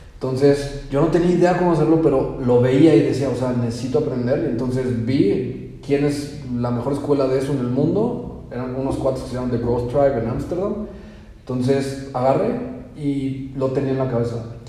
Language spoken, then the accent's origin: Spanish; Mexico; moved away; siendo mexicanos